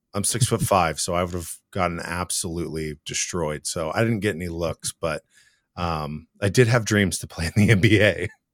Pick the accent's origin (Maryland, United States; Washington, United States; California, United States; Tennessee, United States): Washington, United States; Seattle; I've lived in the area my whole life